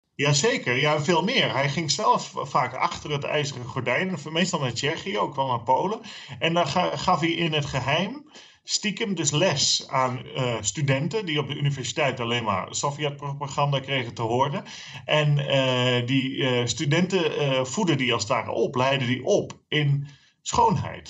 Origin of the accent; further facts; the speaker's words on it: Friesland, Netherlands; voor mij, als, als, eh, als Fries